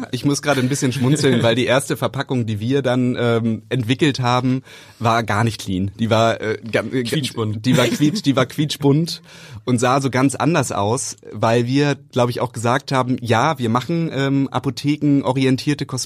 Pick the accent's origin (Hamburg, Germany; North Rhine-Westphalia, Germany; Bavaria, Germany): Hamburg, Germany; moved away as an adult; now in Berlin, Germany; Also, weil wir kommen ja aus Hamburg.